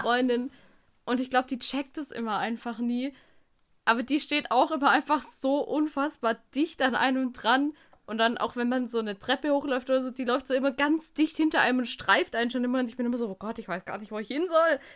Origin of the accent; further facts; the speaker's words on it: Germany; als Deutscher